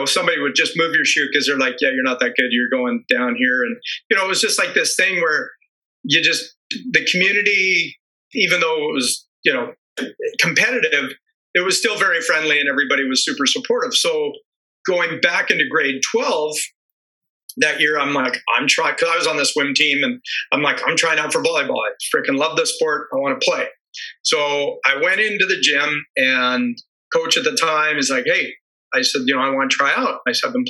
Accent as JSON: {"language": "English", "town": "Calabasas", "region": "California", "country": "United States", "tie": "born or raised there", "moved": "yes", "said": "I grew up in Southern California."}